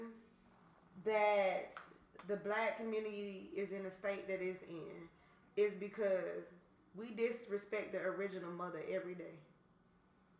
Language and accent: English; Atlanta, Georgia, United States; I'm from Atlanta